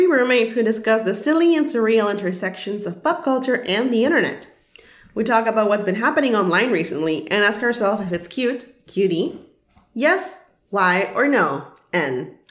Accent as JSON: {"language": "English", "country": "El Salvador", "said": "I am from El Salvador"}